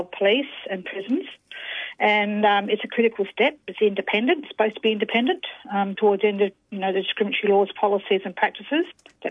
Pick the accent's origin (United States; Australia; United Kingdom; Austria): Australia; South Australia; I'm from South Australia. I'm a Noongar woman, and my mum come from the York Peninsula in South Australia